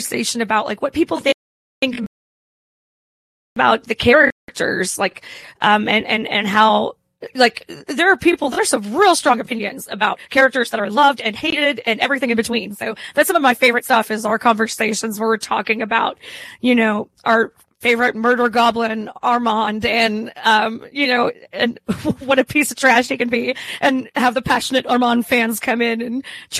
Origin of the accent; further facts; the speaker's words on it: Hot Springs, Arkansas, United States; now in Little Rock, United States; I am from Hot Springs, Arkansas, and I live in Little Rock now.